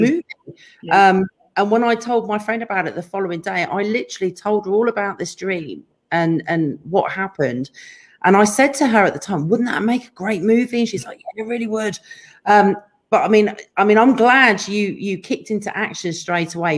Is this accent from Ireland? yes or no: no; England, United Kingdom; we're both English